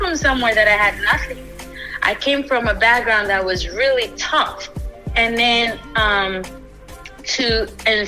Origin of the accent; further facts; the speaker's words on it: Ghana; now in United States; I didn't grow up in the US. I was born in Ghana, West Africa.